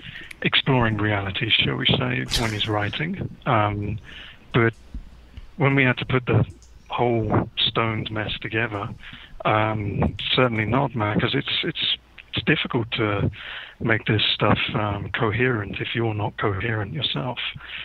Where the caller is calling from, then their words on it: South East England, United Kingdom; Just outside of London in the UK at the moment.